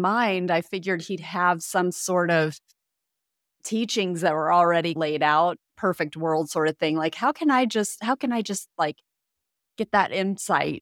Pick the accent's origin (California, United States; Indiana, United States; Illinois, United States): Indiana, United States; moved away; I grew up in Indiana